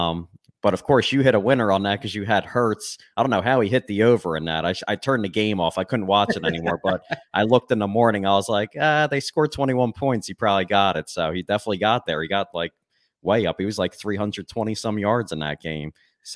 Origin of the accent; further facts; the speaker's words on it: Philadelphia, Pennsylvania, United States; we so let the fans know we're from the Philadelphia area